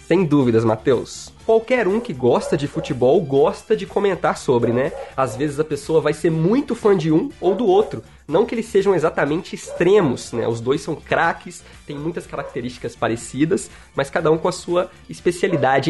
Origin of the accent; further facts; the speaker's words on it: Minas Gerais, Brazil; accent: mineirês; Eu sou mineiro, mineirês, é minha língua principal